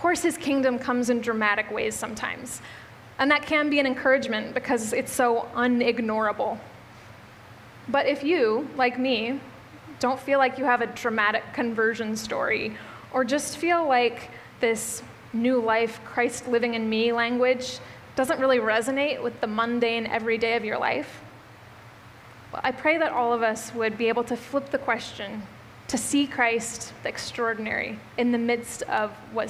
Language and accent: English; Midwest, United States; now in Bellingham, United States; I moved to Bellingham from the Midwest, which I come from the area of the Midwest that has some hills